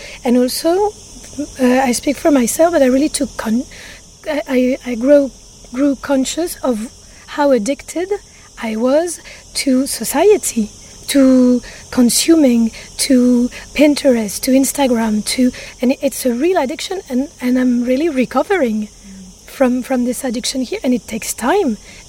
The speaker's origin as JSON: {"language": "English", "town": "Paris", "region": "Île-de-France", "country": "France", "lives_now": "Ibiza, Spain", "said": "there's a feeling of being safe in Ibiza that I really don't feel in Paris. We're both from Paris."}